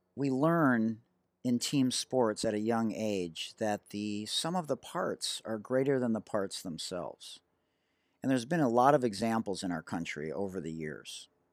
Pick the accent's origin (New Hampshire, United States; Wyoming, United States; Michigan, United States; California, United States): Michigan, United States; Detroit; I'm from Detroit and I was integrated at fifth, in fifth grade going from a private Jewish day school to a public school